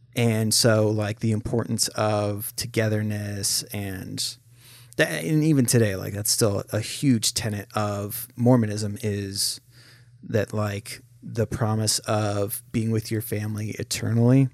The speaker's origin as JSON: {"language": "English", "town": "St. Helens", "region": "Oregon", "country": "United States", "tie": "born or raised there", "said": "we grew up in Oregon"}